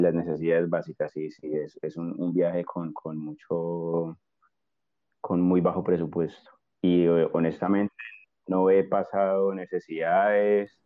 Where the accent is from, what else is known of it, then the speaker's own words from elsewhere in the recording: Armenia, Quindío, Colombia; moved away as an adult; now in Spain; yo soy colombiano de una ciudad un poco pequeña que no creo que mucha gente conozca, que se llama Armenia, así como el país.